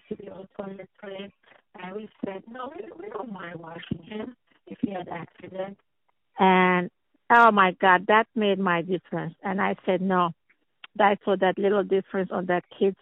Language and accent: English; Lebanon; English is a second language; moved away as an adult; also born or lived in Philadelphia; Social work in Lebanon